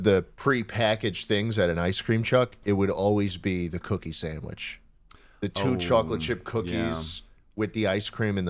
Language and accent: English; Northeast, United States; I think we all understand the Bartolozzi pronunciation because we're all from the Northeast.